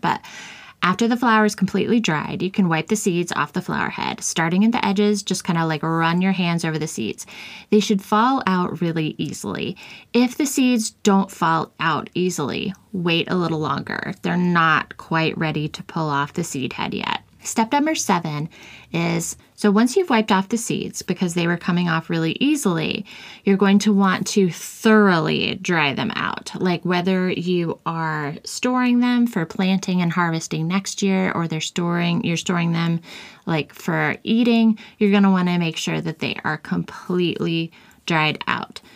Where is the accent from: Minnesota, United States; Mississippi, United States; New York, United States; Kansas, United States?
Kansas, United States; I grew up in Kansas, which is the Sunflower State